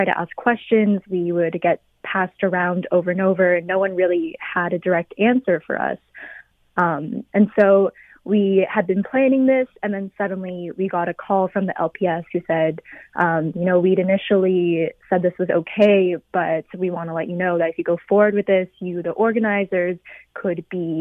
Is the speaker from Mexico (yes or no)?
no; London, United Kingdom; growing up in London as a Chinese woman